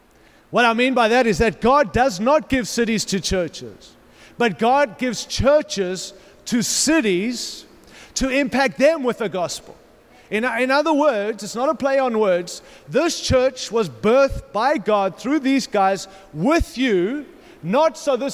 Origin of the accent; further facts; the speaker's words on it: Denver, Colorado, United States; I come from Denver. We have a good one.